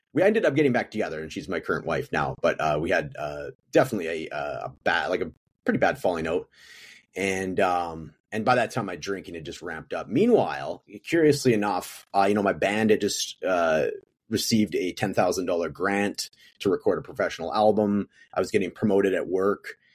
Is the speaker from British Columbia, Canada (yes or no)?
yes; Prince George, British Columbia, Canada; moved away as an adult; now in Edmonton, Canada; I'm from Prince George, British Columbia, which is like a smaller version of Edmonton in the province, uh, to my west